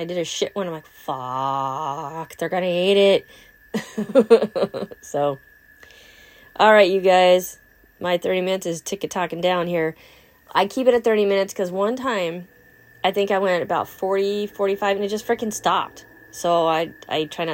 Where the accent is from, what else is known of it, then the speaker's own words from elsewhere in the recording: California, United States; now in Wisconsin, United States; I'm from California